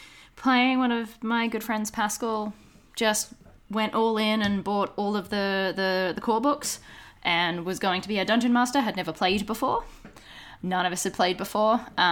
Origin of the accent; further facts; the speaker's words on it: Brisbane, Queensland, Australia; moved away as an adult; now in Melbourne, Australia; A bunch of us up in Brisbane, so in my hometown